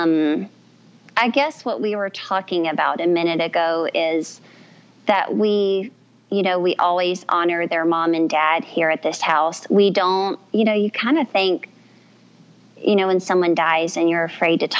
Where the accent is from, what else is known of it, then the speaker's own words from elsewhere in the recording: South Louisiana, United States; I was raised in the Cajun community in South Louisiana.